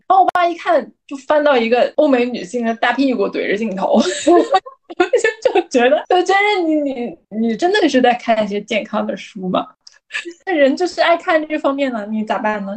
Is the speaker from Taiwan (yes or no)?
no; Northeast China, China; 我作为一个东北人呢，我就不得不想起我们那儿的两大天王